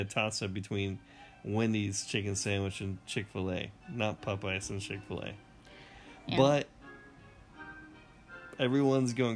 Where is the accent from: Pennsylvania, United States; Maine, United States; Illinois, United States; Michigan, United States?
Maine, United States; moved away; I'm from Maine originally